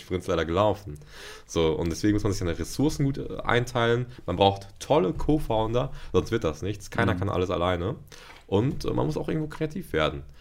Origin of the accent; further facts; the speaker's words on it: Ruhr area, North Rhine-Westphalia, Germany; moved away as an adult; also born or lived in Paderborn / Bielefeld / Hanover; ich komme aus dem Ruhrgebiet und im Ruhrgebiet äh, bin ich zwar aufgewachsen